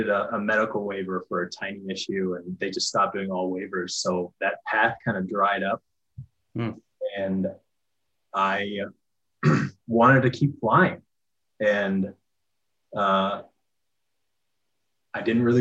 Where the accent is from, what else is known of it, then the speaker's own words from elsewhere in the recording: Denver, Colorado, United States; also born or lived in Minneapolis; I'm from Denver and kind of wanted to move back.